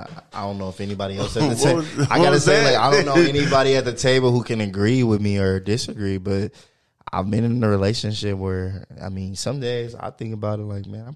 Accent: the Bay Area, California, United States; Hey, look, I'm from the Bay.

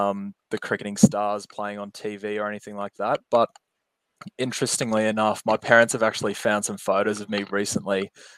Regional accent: Gold Coast, Queensland, Australia; first language Japanese; English is a second language; also born or lived in Kyushu, Japan; So I was born on the South Island there in Kyushu. And as you said, moved over to Australia when I was 6 years old, I think. We moved to the Gold Coast

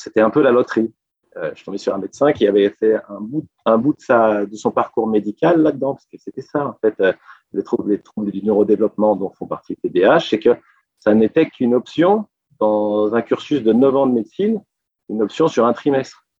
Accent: Annecy, Auvergne-Rhône-Alpes, France; moved away as an adult; now in Paris, France; quand j'étais petit, parce que moi, je viens d'une province, je viens d'Annecy

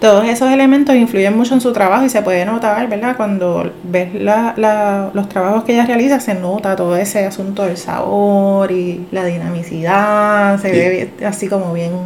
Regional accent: Puerto Rico; nuestra identidad como puertorriqueños

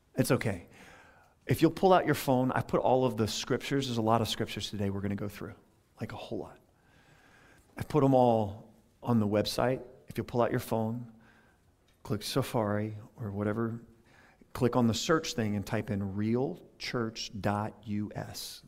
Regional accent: Louisiana, United States; now in Tampa Bay, United States; I'm originally from Louisiana

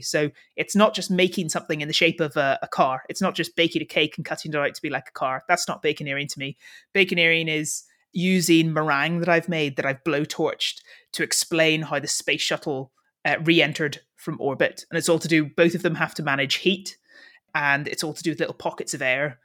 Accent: Northern Ireland, United Kingdom; being Northern Irish

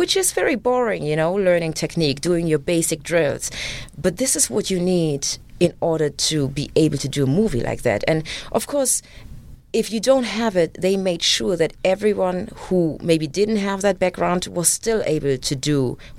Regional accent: Germany; English is a second language; me being raised in Germany

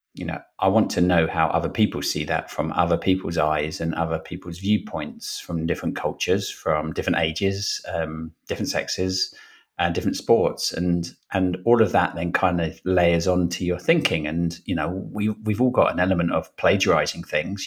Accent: Brentford, London, United Kingdom; also born or lived in Wimbledon / Fiji; now in Richmond, United Kingdom; grew up in Brentford

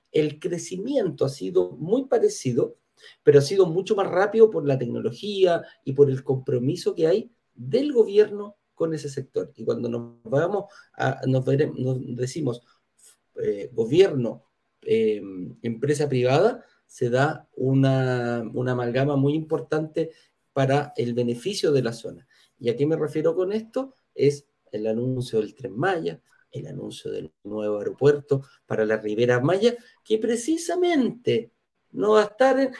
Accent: Chile; nos dice a, los chilenos

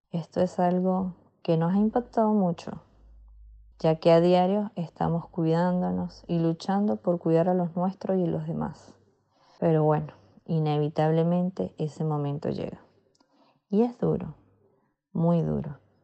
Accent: Venezuela; moved away as an adult; now in Argentina; soy migrante venezolana

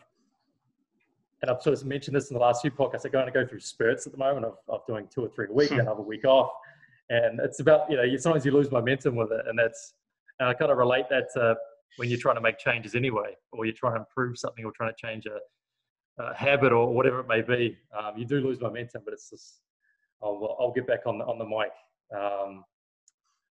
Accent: Thames, Waikato, New Zealand; moved away; In my hometown in New Zealand, which is on the Coromandel Peninsula

